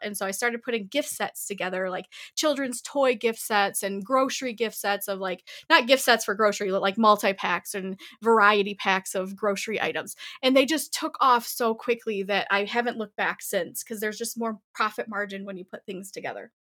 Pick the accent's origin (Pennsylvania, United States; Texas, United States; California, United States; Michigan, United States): Michigan, United States; Southeast; I grew up in Southeast Michigan, born and raised in Michigan.